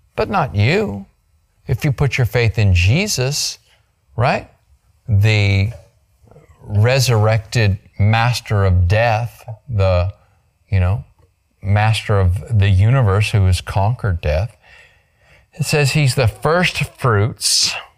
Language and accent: English; Grand Canyon, Arizona, United States; moved away; I was born on the South Rim in Grand Canyon, Arizona, a million years ago